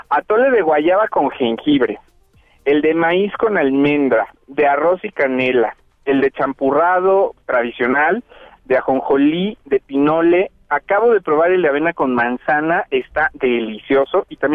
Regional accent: State of Mexico, Mexico; somos mexiquenses

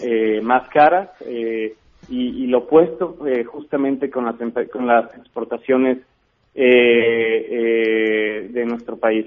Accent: Mexico; para nosotros como, como mexicanos

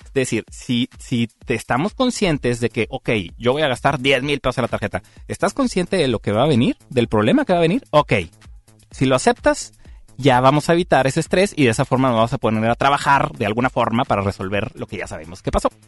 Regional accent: Mexico; aquí como mexicanos

